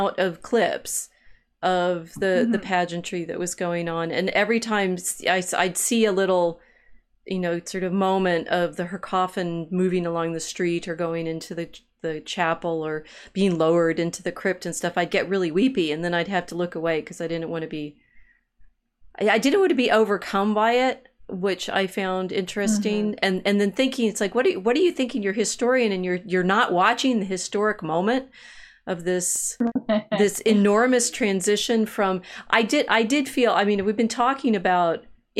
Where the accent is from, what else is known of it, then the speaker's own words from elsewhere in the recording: United States; as an American